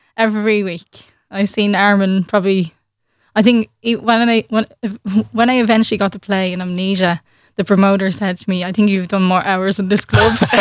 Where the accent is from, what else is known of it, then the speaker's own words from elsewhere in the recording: Ireland; I had got my first gig in, in Ireland that summer, um, just in my hometown